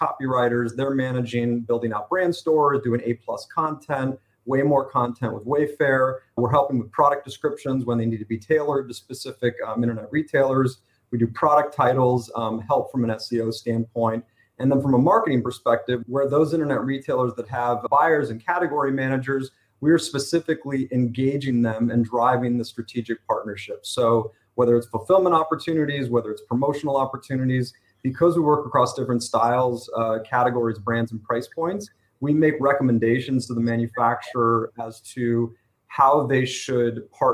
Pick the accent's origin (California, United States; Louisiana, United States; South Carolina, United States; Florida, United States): California, United States; Los Angeles; also born or lived in Iowa; I was born and raised in Los Angeles, California.